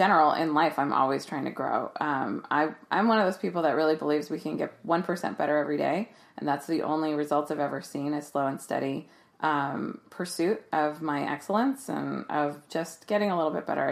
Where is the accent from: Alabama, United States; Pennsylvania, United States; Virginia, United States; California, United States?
California, United States; Bay Area; moved away as an adult; also born or lived in Philadelphia, United States / Camden, New Jersey, United States / Jersey City, United States / Brooklyn, New York, United States; now in Los Angeles, United States; I grew up in the Bay Area. I moved to Philly when I was 21